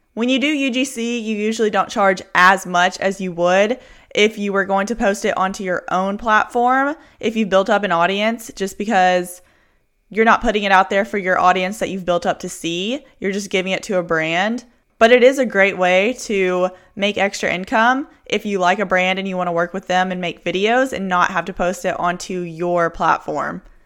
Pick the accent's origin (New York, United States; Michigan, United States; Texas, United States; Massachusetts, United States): Texas, United States; Houston; I'm from Houston